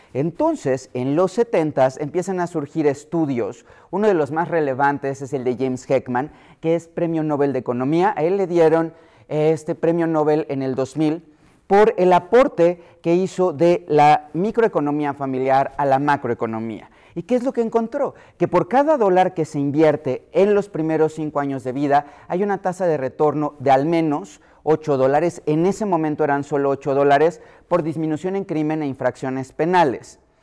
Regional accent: Mexico City, Mexico; yo que soy de la Ciudad de México

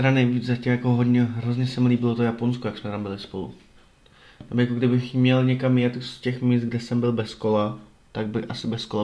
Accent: Brumov-Bylnice, Zlín Region, Czechia; moved away; A já jsem jako z Brumova, co? Z metropole.

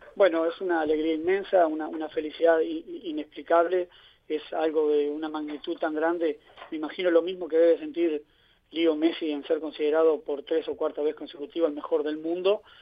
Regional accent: Uruguay; moved away as an adult; also born or lived in United States / Canada; now in Ibiza, Spain; Yo me inicié como todo niño allá en Sudamérica jugando baby fútbol. Después a los 17 años fui a jugar a Montevideo. No, no tuve la, fortuna, la suerte o las condiciones de jugar en, los equipos de elite de mi país, que es, muy competitivo, todos saben, allá en Uruguay

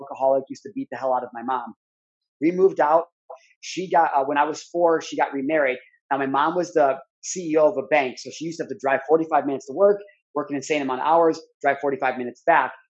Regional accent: Midwest, United States; growing up in the Midwest

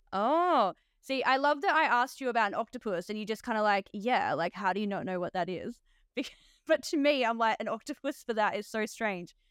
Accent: Australia; I'm actually an Aussie nurse

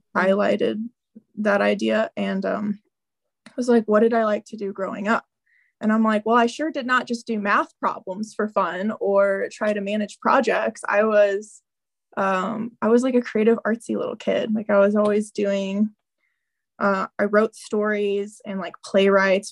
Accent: Southern Illinois, United States; I grew up in Southern Illinois

